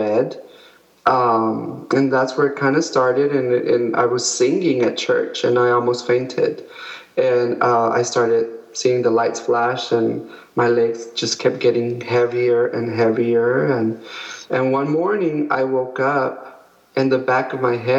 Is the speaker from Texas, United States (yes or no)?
yes; El Paso, Texas, United States; moved away as an adult; now in San Antonio, United States; we're originally from El Paso